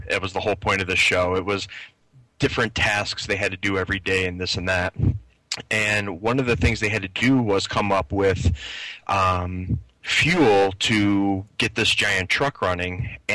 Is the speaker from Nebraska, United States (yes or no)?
no; Philadelphia, Pennsylvania, United States; I'm from I'm from the Philadelphia area